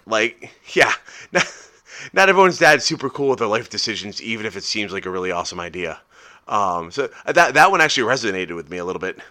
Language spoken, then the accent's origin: English; United States; I'm American